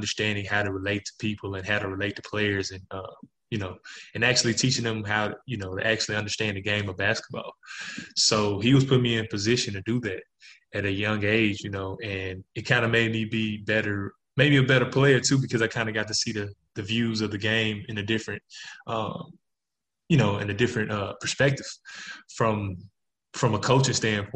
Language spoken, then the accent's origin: English; Jackson, Mississippi, United States; my hometown, Jackson, Mississippi